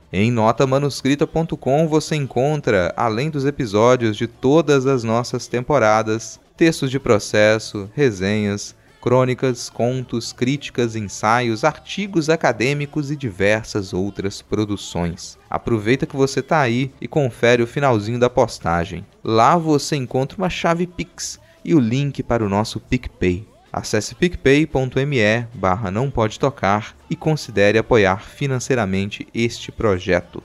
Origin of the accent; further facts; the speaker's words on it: Brazil; o lugar onde eu nasci